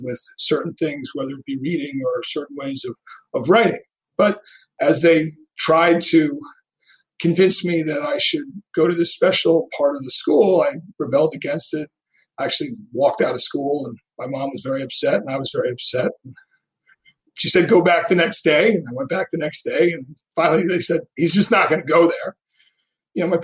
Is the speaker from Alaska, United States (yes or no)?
no; Rye, New York, United States; I grew up in Rye, New York